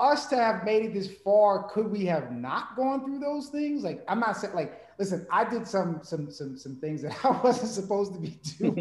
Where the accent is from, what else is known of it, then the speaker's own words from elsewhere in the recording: New York, United States; growing up in New York